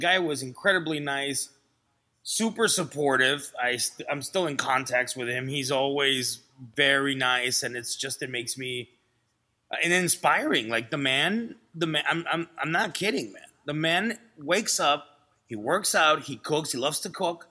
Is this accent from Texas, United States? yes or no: yes; Laredo, Texas, United States; English is a second language; also born or lived in Vancouver, Canada; now in Los Angeles, United States; I'm from Laredo, Texas